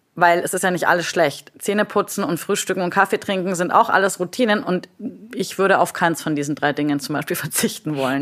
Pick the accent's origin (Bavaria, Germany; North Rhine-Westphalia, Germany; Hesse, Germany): Bavaria, Germany; Munich; Ich sitze heute hier im wunderschönen München, meiner Heimat